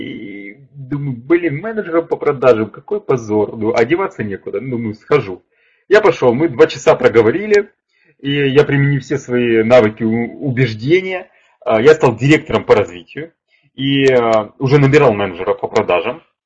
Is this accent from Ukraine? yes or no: yes; Kharkiv, Kharkiv Oblast, Ukraine; я сам из Харькова, из Украины